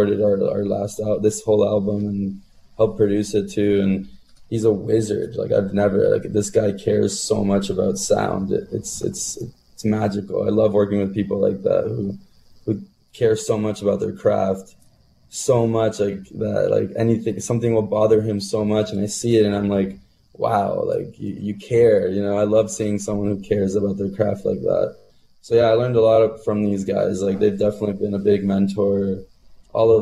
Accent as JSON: {"language": "English", "town": "Burlington", "region": "Ontario", "country": "Canada", "tie": "born or raised there", "said": "when I was growing up in Burlington."}